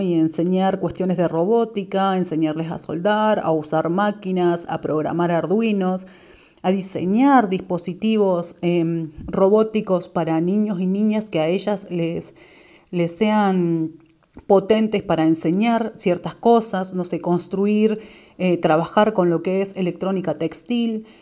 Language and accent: Spanish; Neuquén, Argentina; soy de Neuquén